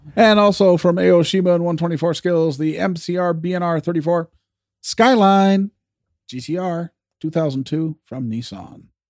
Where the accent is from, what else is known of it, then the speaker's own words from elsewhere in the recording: Canada; as a Canadian